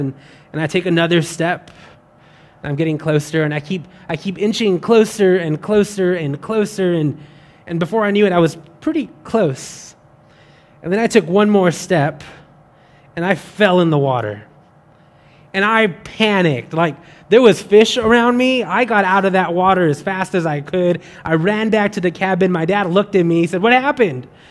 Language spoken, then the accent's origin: English; West Texas, United States; now in Baton Rouge, United States; I'm not from Louisiana. I'm from West Texas, where it is very dry